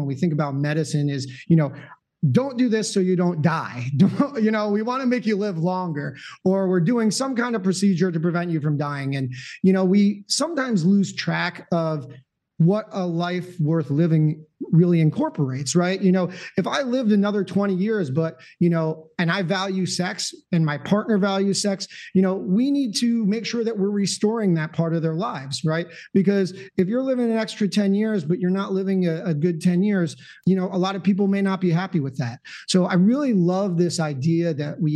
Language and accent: English; New Jersey, United States; I grew up in North Jersey